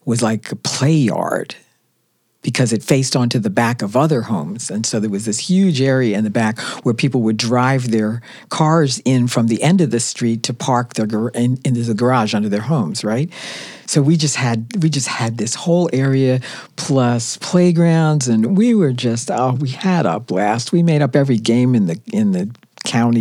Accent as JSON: {"language": "English", "town": "Philadelphia", "region": "Pennsylvania", "country": "United States", "tie": "born or raised there", "said": "we all lived together with my grandmother in Philadelphia"}